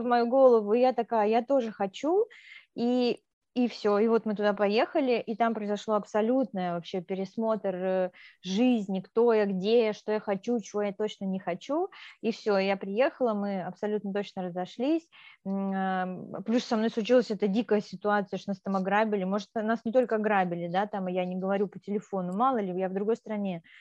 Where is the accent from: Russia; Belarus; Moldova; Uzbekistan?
Moldova; moved away; я сама из Молдавии